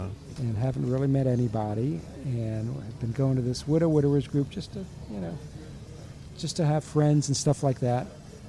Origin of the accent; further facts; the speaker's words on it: Maryland, United States; also born or lived in Florida; Kind of from Maryland, but we also have a house down here.